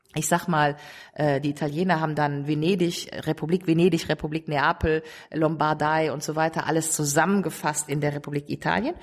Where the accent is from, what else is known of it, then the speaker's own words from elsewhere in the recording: Rhineland, Germany; da, wo ich herkomme, nämlich Rheinland